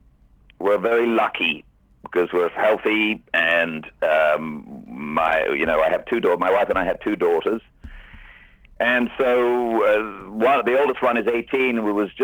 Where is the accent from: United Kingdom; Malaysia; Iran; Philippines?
United Kingdom; Cheltenham, South West England; moved away; I'm English. I come from the west of England, a place called Cheltenham, which is near to Stratford-upon-Avon, near to Oxford.